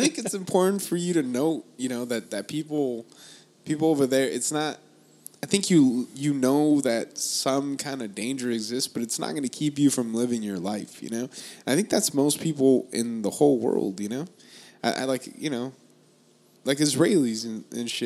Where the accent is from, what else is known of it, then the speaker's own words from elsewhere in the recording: United States; I'm American, dude